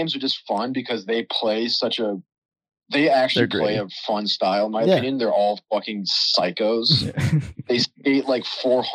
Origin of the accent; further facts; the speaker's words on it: Denver, Colorado, United States; growing up in Denver